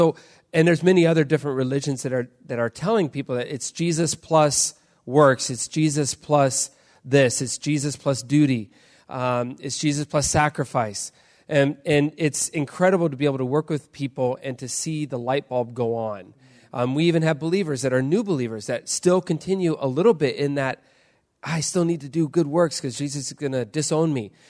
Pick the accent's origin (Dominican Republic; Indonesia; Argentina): Indonesia; I grew up in Indonesia. I was a missionary kid. Um, I grew up in an island right above Australia.